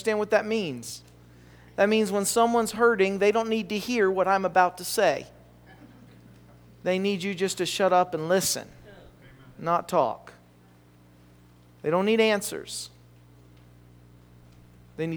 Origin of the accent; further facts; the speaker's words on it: West Virginia, United States; I'm from West Virginia.